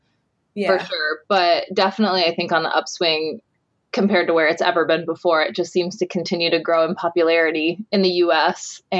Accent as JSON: {"language": "English", "town": "Kokomo", "region": "Indiana", "country": "United States", "tie": "born or raised there", "also_born_or_lived": "West Lafayette, Indiana", "said": "I grew up in Kokomo, Indiana, which is about an hour east of Purdue."}